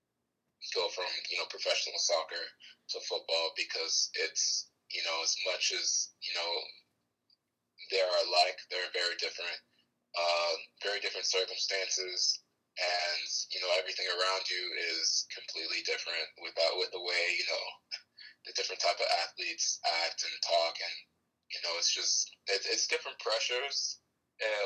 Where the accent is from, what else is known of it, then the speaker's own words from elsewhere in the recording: United States; also born or lived in Italy; an American playing soccer in Europe